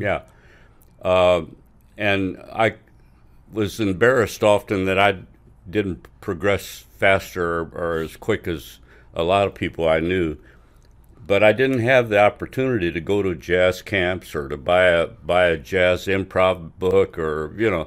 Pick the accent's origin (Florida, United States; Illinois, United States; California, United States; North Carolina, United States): Illinois, United States; Quincy; I was born in Quincy, Illinois, and went to elementary school and high s-, part, most of high school there